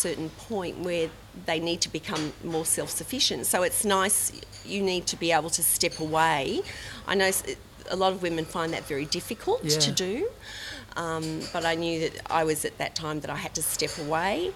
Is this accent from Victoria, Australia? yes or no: no; Sydney, New South Wales, Australia; I'm from Bondi, Sydney, Australia.